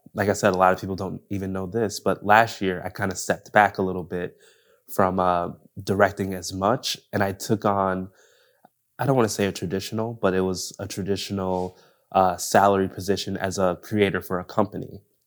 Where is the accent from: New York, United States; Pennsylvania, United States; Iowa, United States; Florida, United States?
New York, United States; Buffalo; moved away as an adult; also born or lived in Los Angeles, California; now in Orange County, United States; I'm from New York, so I'm from Buffalo